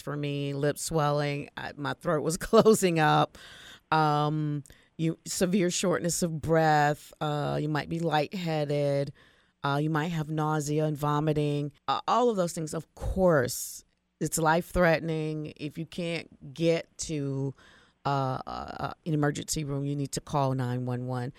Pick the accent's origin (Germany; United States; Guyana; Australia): United States; Florida; we're seafood eaters from Florida